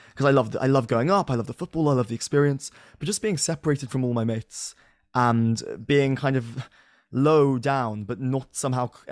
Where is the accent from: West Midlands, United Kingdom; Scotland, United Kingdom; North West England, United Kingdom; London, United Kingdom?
London, United Kingdom; I'm a Londoner.